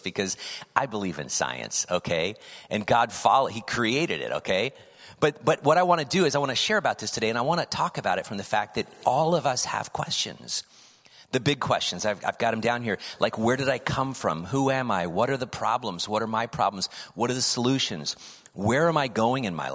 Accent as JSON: {"language": "English", "region": "California", "country": "United States", "tie": "born or raised there", "also_born_or_lived": "Indiana", "said": "I was then raised in California."}